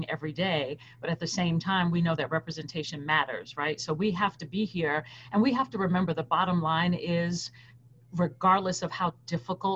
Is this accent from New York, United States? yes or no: yes; New York City, New York, United States; moved away as an adult; also born or lived in Fayetteville, Arkansas; I was born and raised in New York City